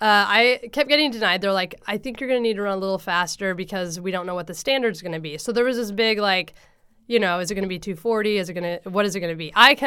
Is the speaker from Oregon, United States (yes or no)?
yes; Coos Bay, Oregon, United States; also born or lived in Portland; And I grew up in Coos Bay, where Prefontaine grew up, you know, like... So for half my life, then we moved to the Portland area.